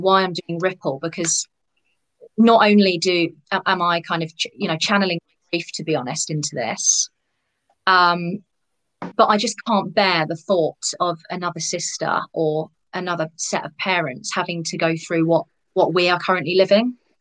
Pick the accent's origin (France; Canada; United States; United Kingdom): United Kingdom; particularly being British